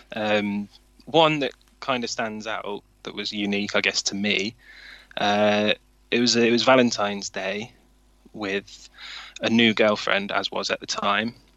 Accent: Swindon, South West England, United Kingdom; growing up in Swindon in the early and mid 90s

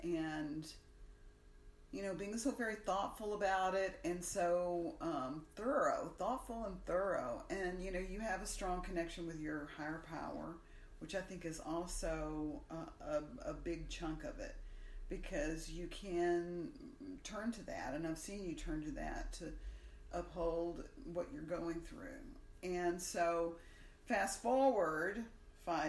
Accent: Alabama, United States; we're from Alabama

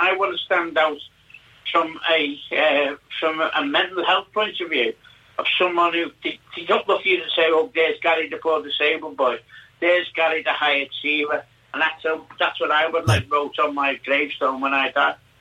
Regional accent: Liverpool, North West England, United Kingdom; now in Fuerteventura, Spain; I was brought up in Liverpool, late in Lodge Lane, in Soxton

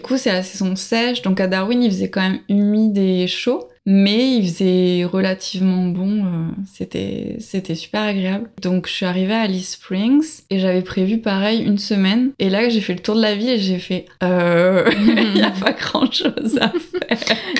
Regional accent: Bordeaux, Nouvelle-Aquitaine, France; moved away as an adult; also born or lived in Paris / Saskatchewan / Quebec / Sydney; now in Australia; je viens de Bordeaux à la base

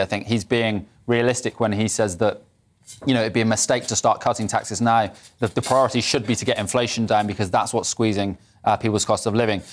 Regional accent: Bristol, South West England, United Kingdom; I'm from Bristol

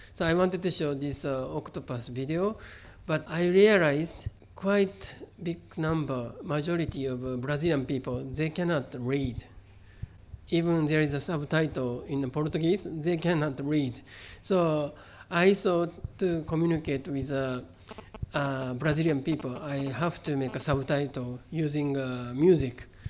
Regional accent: Kobe, Hyogo, Japan; first language Japanese; English is a second language; moved away; also born or lived in San Francisco; I grew up in Kobe

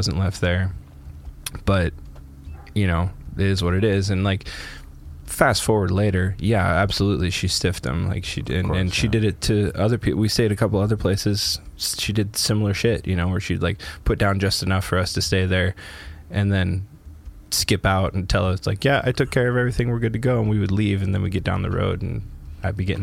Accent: Canada; moved away; my hometown in Canada

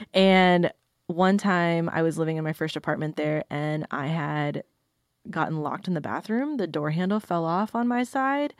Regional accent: Sioux City, Iowa, United States; now in Nashville, United States; I'm originally from Sioux City, Iowa. I've lived in Nashville for, like, five years-ish

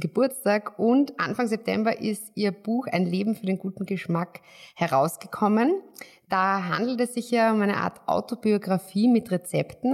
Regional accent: Austria; als Österreicher

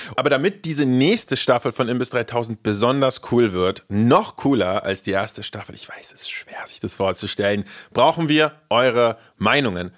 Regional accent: Germany; also born or lived in Russia; ich bin in Russland geboren, als sehr junger Bursche nach Deutschland gekommen

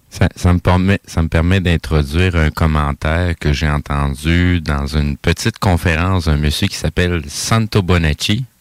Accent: Quebec, Canada; je suis né au Québec, mais mes origines sont d'ailleurs

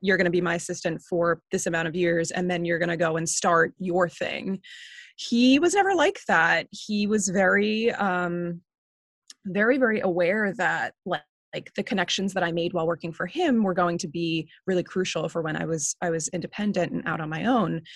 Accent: Northport, New York, United States; also born or lived in Queens, New York; I grew up on Long Island in this town called Northport

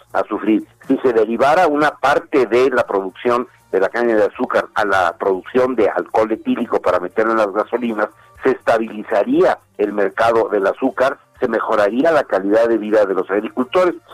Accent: Mexico; nuestro país

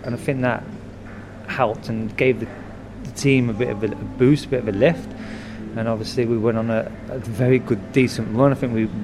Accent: Birmingham, West Midlands, United Kingdom; moved away; I'm a lad from Birmingham

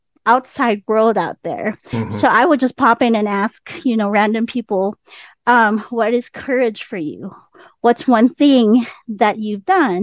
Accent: Philippines; now in United States; And I'm already in the US. I came from the Philippines. I'm already in the US. I was a teacher in the US

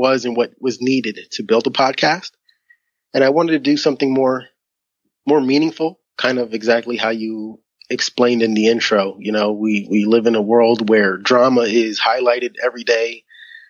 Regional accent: Philadelphia, Pennsylvania, United States; moved away; I was born and raised in Philadelphia, Pennsylvania, in the United States of America

